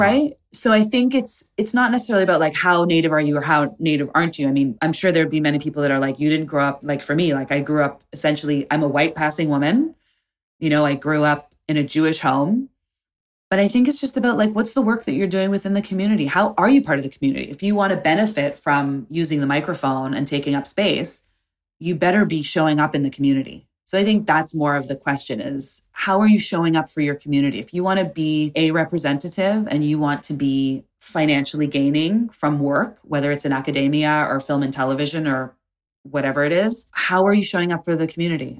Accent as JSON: {"language": "English", "country": "Canada", "tie": "born or raised there", "also_born_or_lived": "Tulsa, Oklahoma", "moved": "yes", "said": "growing up in Canada within the Indigenous community"}